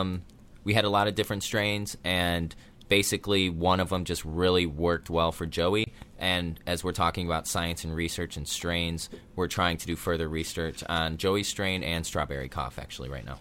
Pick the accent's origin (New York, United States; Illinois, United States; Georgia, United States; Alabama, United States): Illinois, United States; born or raised there; moved away as an adult; also born or lived in Colorado; now in Southern California, United States